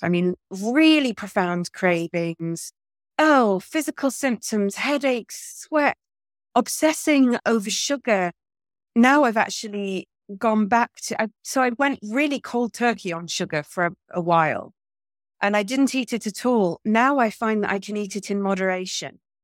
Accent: Manchester, North West England, United Kingdom; now in Portugal; my hometown of Manchester

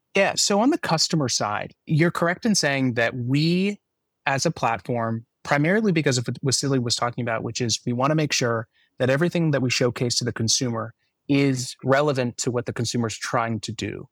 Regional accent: Palo Alto, California, United States; my hometown of Palo Alto

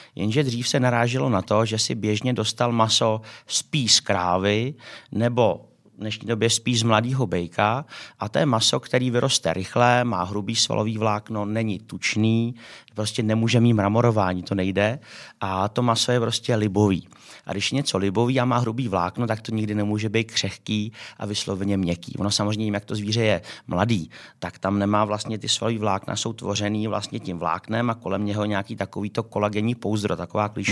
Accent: Czechia; my jako v Č- jako Češi

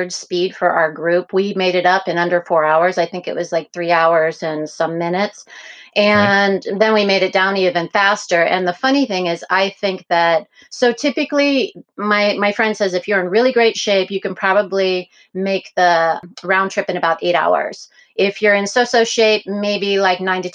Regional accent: a little tiny town south of Pittsburgh, Pennsylvania, United States; now in Portland, United States; I'm from a little tiny town south of Pittsburgh, but I always say I'm from Pittsburgh

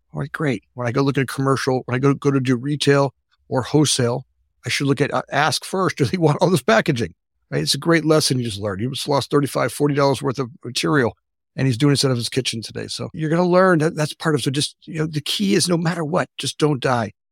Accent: South Florida, United States; moved away as an adult; now in Oak Park, Illinois, United States; I grew up in Florida

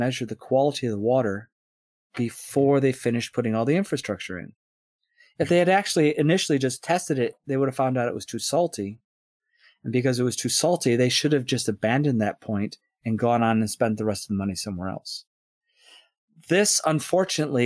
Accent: Scotland, United Kingdom; it's not us as Scottish people

